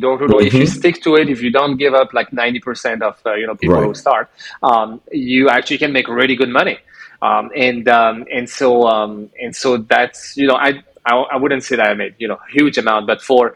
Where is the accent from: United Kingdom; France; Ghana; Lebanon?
France; moved away as an adult; also born or lived in Montreal, Canada / Algeria; I grew up in France from 7 till 24, wow. So most of my life.